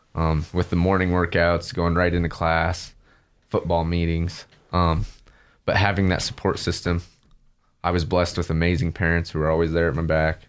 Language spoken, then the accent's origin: English; Riggins, Idaho, United States; also born or lived in Nampa, Idaho / Middleton, Idaho; family moved up there. And that's where I spent the rest of my childhood and high school